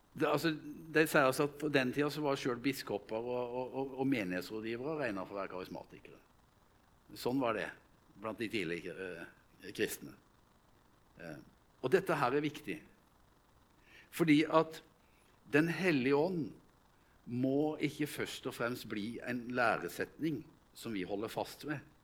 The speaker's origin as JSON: {"language": "Norwegian", "town": "Vegårshei", "region": "Agder", "country": "Norway", "moved": "yes", "said": "hjemme på Vegårshei, der jeg kommer fra"}